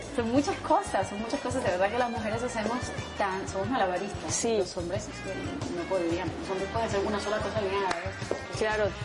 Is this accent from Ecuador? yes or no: no; Barranquilla, Atlántico, Colombia; moved away; en Colombia, en Barranquilla, en mi tierra